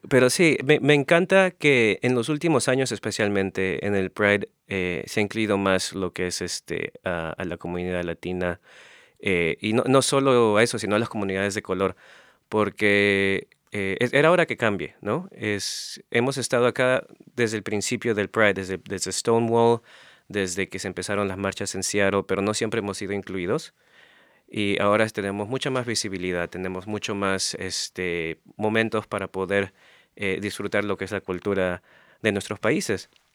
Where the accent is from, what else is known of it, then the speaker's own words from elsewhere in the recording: Peru; moved away; desde que vivía en Perú